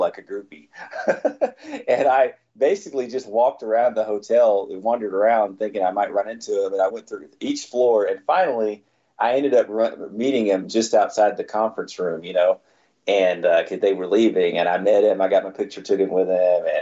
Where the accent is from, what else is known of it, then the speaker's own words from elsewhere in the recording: Houston, Texas, United States; also born or lived in The Woodlands; I grew up in Houston